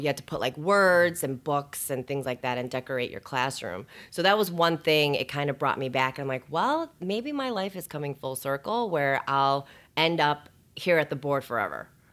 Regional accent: Schaumburg, Illinois, United States; also born or lived in Bloomington, Indiana; I was born and raised, um, in, in the area. So I grew up in Schaumburg

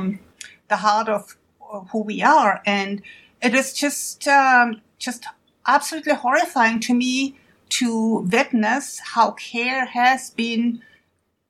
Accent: Germany; moved away as an adult; now in United States; I'm from Germany originally, but I came to the United States a long time ago to pursue a career in science

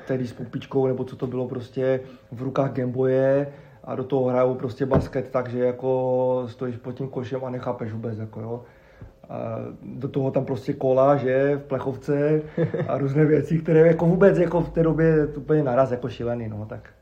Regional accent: Havířov, Moravian-Silesian Region, Czechia; also born or lived in Ostrava; jsem vyrůstal na Šumbarku, na Starém

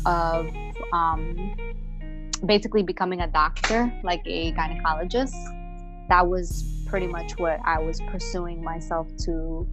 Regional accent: New Jersey, United States; Yes, I am from Bergen County, New Jersey.

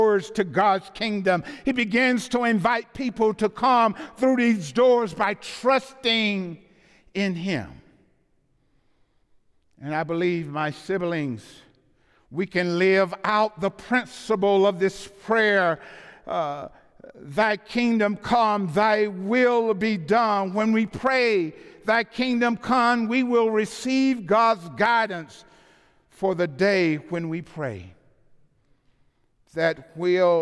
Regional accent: the South, United States; I'm from the South.

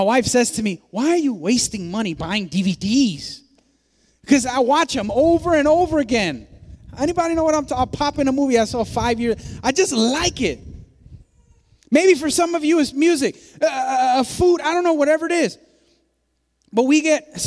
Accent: New York City, New York, United States; I was born in the South Bronx

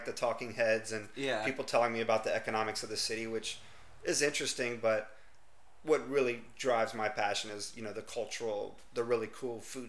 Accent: Lafayette, Louisiana, United States; now in New Orleans, United States; I'm from Lafayette

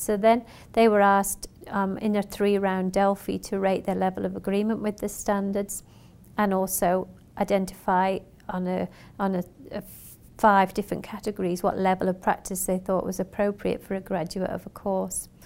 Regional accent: Western Australia, Australia; I'm from Western Australia

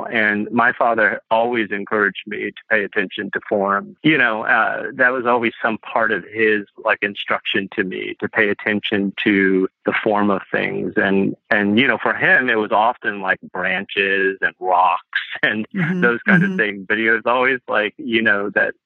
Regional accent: Chicago, Midwest, United States; also born or lived in Indiana; we grew up in the Midwest

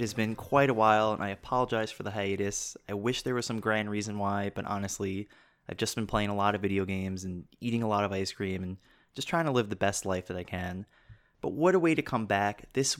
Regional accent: New York City, New York, United States; I grew up in Pelham Bay.

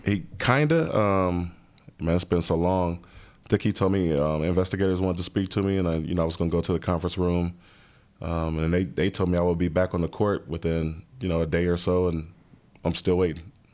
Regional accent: Los Angeles, California, United States; moved away as an adult; also born or lived in Cincinnati; I grew up in South Central, uh, L

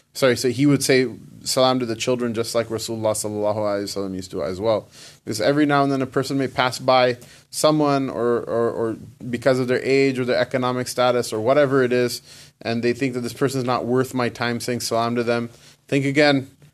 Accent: United States; I was born here. I'm not in, from Pakistan.

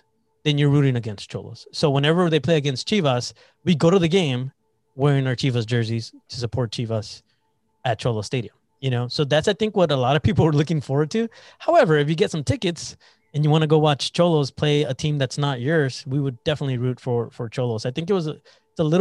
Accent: El Centro, California, United States; I'm the first one in our family born in the U.S. I was from Imperial Valley

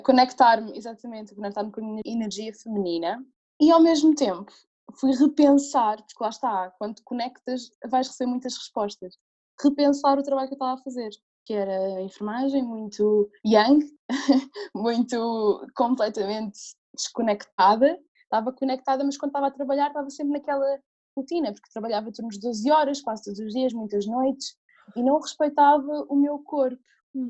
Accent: Alentejo, Portugal; moved away as an adult; also born or lived in England; eu cresci em no Alentejo

